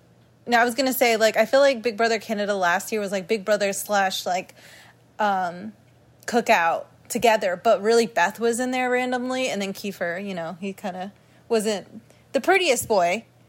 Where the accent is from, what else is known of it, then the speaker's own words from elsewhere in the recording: United States; considering I'm American